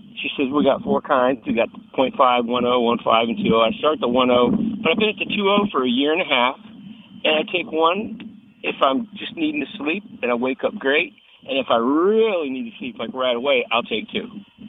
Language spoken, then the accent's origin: English; Loveland, Colorado, United States; now in Trinity, United States; I'm from Colorado